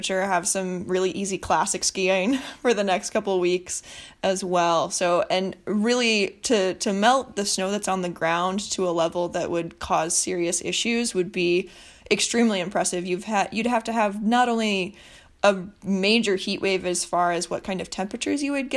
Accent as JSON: {"language": "English", "town": "Bayfield", "region": "Wisconsin", "country": "United States", "moved": "yes", "said": "I'm originally from Bayfield"}